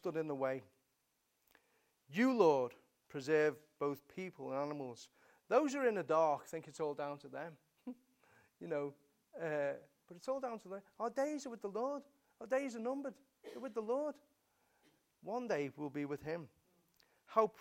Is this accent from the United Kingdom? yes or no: yes; England, United Kingdom; We're English, you know, we're British.